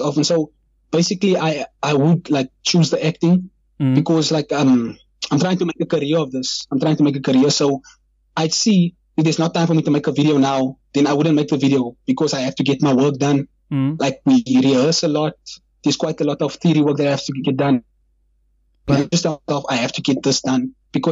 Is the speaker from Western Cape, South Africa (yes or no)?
yes; Kraaifontein, Western Cape, South Africa; I am from Kraaifontein, and I'm, like, proud of it